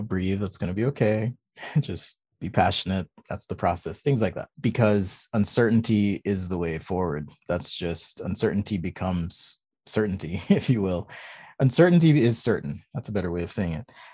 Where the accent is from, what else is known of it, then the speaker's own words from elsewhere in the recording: Jamaica; also born or lived in California; now in Utah, United States; I'm actually from Jamaica. That's where I was born